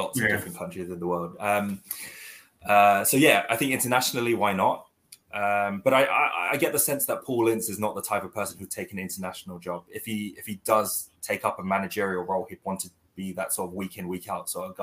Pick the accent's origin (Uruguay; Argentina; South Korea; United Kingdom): South Korea; moved away; I'm originally from South Korea